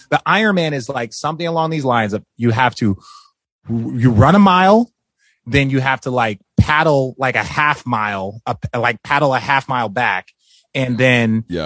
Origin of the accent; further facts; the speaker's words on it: Glendale, Arizona, United States; moved away as an adult; also born or lived in Los Angeles, California / Phoenix, Arizona; now in Hermosa Beach, United States; I grew up in Glendale, Arizona